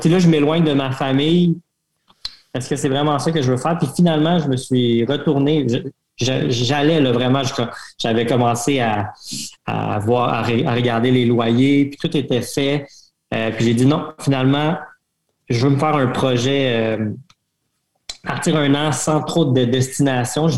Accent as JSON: {"language": "French", "country": "Canada", "said": "je suis Canadien, je, suis enseignant"}